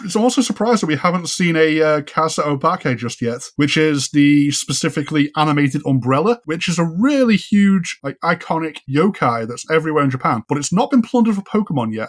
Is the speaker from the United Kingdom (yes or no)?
yes; Ormskirk, North West England, United Kingdom; moved away; where I grew up in Ormskirk in Lancashire